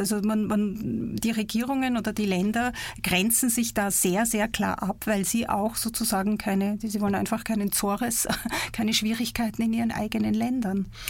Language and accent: German; Egypt; born or raised there; now in Basel, Switzerland